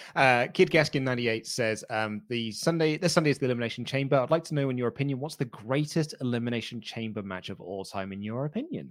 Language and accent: English; United Kingdom; I'm, I'm British